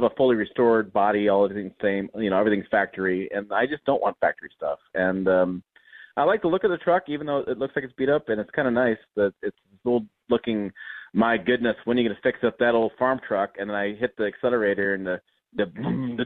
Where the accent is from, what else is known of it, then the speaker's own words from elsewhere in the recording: Michigan, United States; I grew up in Michigan